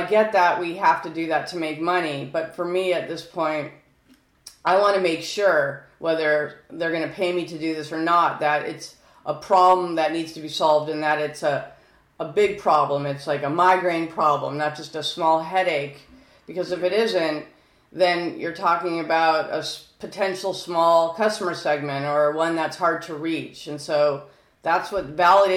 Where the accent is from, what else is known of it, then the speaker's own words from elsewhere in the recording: California, United States; I'm from California